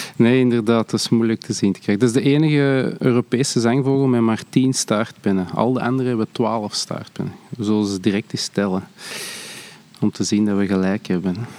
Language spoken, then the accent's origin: Dutch; Antwerp, Flanders, Belgium; ik ben van Antwerpen